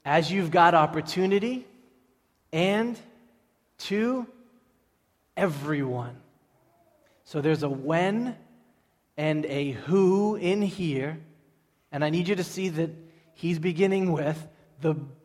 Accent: Everett, Massachusetts, United States; I grew up in Everett.

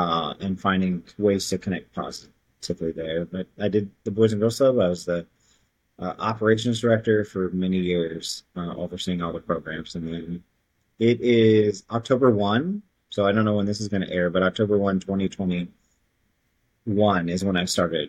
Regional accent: Missouri, United States; also born or lived in Brooklyn; I lived in Brooklyn for 3 years. I've said that like I was from Brooklyn. Like I have, I really don't. I don't even have like much of a twang for Missouri

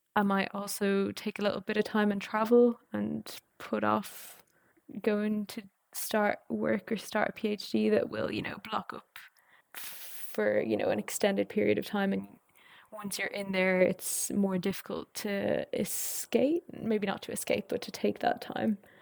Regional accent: Ireland; moved away as an adult; also born or lived in France / Edinburgh, United Kingdom; I'm Irish

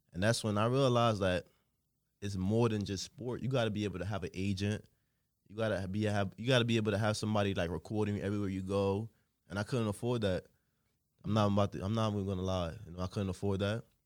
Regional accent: Trinidad & Tobago; moved away; also born or lived in Newark, New Jersey; I grew up in Trinidad and Tobago, you know. Then I moved to Newark, New Jersey

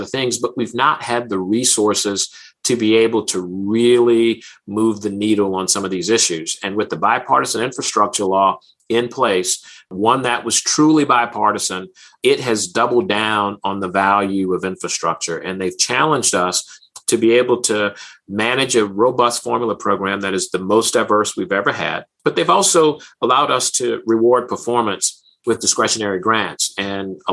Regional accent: New Orleans, Louisiana, United States; my hometown, New Orleans

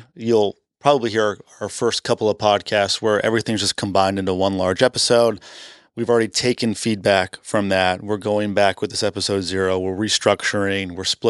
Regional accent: Canada; So you'll hear throughout this entire podcast, I'm from Canada. I get made fun of that all the time.

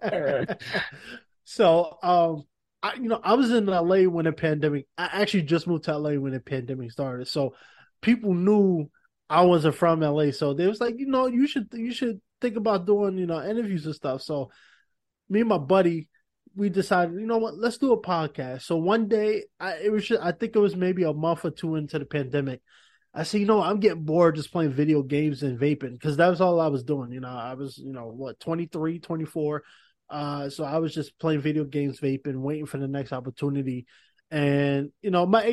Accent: New York City, New York, United States; as a New Yorker

